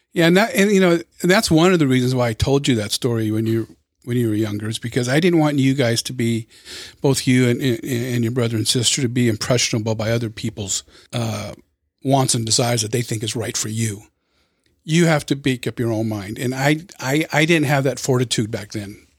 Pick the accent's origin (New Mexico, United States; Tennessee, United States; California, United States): California, United States; Los Angeles County, Southern; I was born and raised in Southern California, in L A County